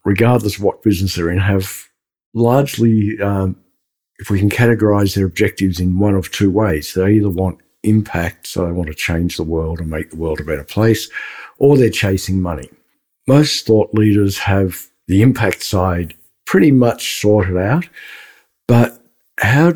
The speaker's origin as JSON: {"language": "English", "country": "Australia", "said": "I'm Australian"}